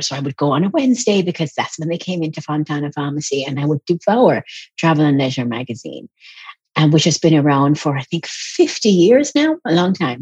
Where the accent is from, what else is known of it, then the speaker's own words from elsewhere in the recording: Jamaica; also born or lived in England; I was born in England, but I lived in Jamaica